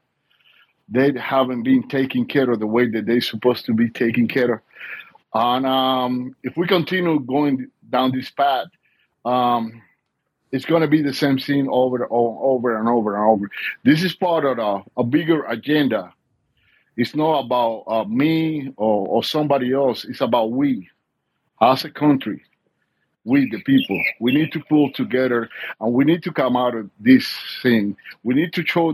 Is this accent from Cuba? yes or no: yes; Cuba; moved away as an adult; now in United States; I was born and raised in Cuba. I came over when I was 24 years old.